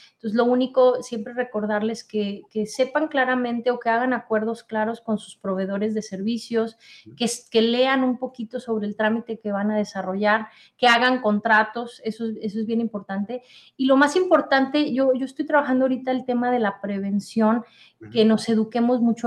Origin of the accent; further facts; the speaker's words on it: Mexico; now in United States; tú y yo somos de México, ¿verdad? Pero vivimos aquí en Estados Unidos